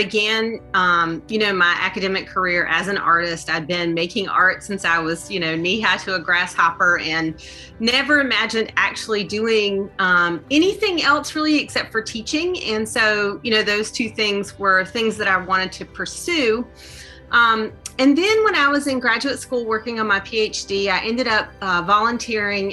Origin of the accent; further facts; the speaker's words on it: Eastern North Carolina, United States; moved away as an adult; also born or lived in Florida / Cedar Falls, Iowa; now in Iowa, United States; I grew up in Eastern North Carolina